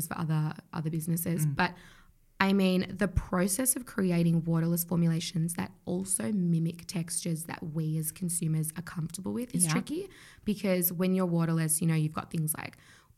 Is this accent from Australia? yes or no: yes; Australia; growing up in Australia